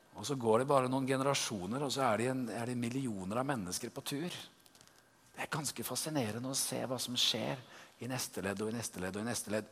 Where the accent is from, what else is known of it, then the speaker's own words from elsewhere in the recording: Tønsberg, Vestfold, Norway; Jeg er fra Tønsberg